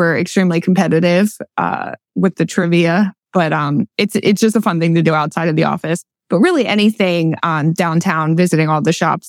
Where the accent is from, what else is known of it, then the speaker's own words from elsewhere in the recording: Berks County, Pennsylvania, United States; now in Lancaster, United States; I'm from Berks County.